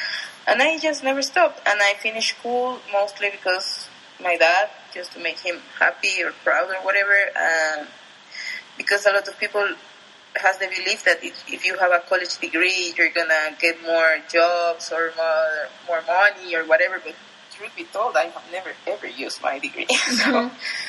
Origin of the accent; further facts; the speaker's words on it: Atizapán de Zaragoza, State of Mexico, Mexico; English is a second language; Yeah, well, as you said, I grew up there.